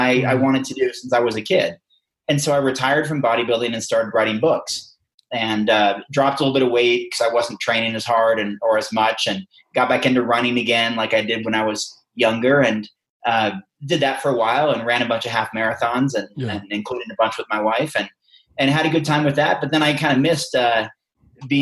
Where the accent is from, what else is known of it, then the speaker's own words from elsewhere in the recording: Western Oregon, United States; a farm kid growing up in Western Oregon